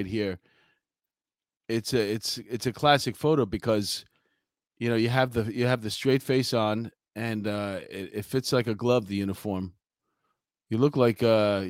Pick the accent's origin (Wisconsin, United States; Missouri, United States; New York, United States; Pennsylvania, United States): New York, United States; I'm from New York. Well, everything I know is from New York.